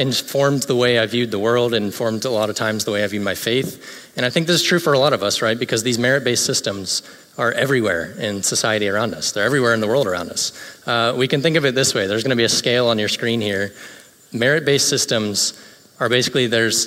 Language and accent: English; Greenville, South Carolina, United States; now in Orlando, United States; In my hometown of Greenville, South Carolina